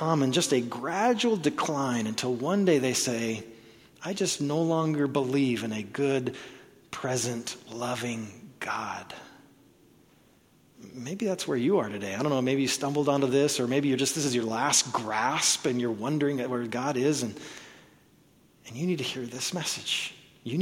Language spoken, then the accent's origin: English; Oklahoma, United States; I was born in Oklahoma